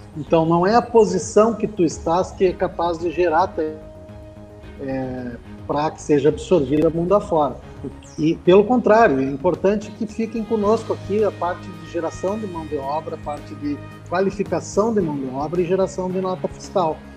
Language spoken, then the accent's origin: Portuguese; Santa Maria, Rio Grande do Sul, Brazil; moved away as an adult; also born or lived in Florianópolis / Uberlândia; nascido e criado em Santa Maria, é, saí para estudar, passei por Florianópolis